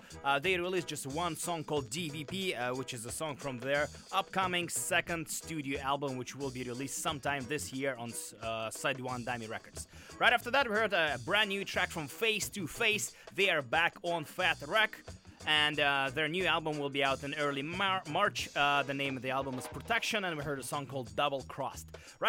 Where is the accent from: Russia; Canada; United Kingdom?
Russia; moved away; I am for real from Russia